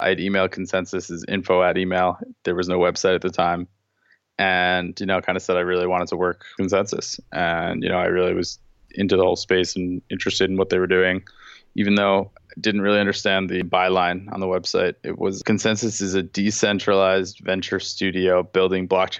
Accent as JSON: {"language": "English", "town": "Long Beach", "region": "New York", "country": "United States", "said": "I'm from Long Beach, New York."}